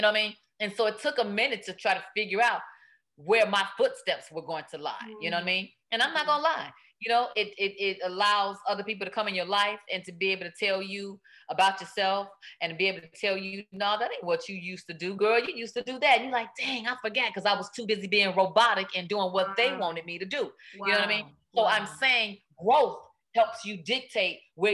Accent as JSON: {"language": "English", "town": "Chicago", "region": "Illinois", "country": "United States", "tie": "born or raised there", "moved": "yes", "lives_now": "Los Angeles, United States", "said": "my hometown, Chicago"}